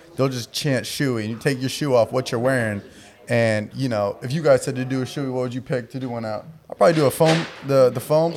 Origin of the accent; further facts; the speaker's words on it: Southern California, United States; I grew up in Southern California, so my whole life was California.